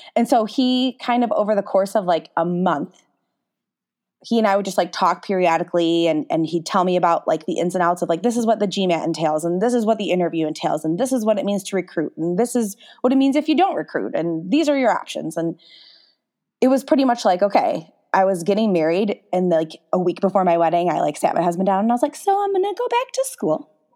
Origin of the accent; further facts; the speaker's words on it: Holly, Michigan, United States; I grew up in the small town of Holly, Michigan